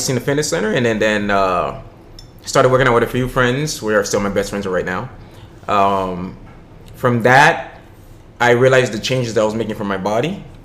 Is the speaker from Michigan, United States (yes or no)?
no; Miami, Florida, United States; born and raised in Miami